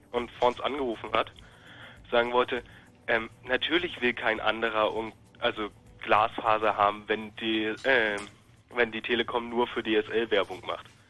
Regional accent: Berlin, Germany; ich komme aus der Opalwüste Marzahn.

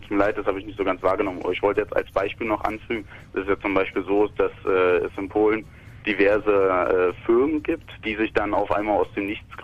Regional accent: Russia; German is a second language; ich bin Russe, ich bin selber Ausländer, ich habe

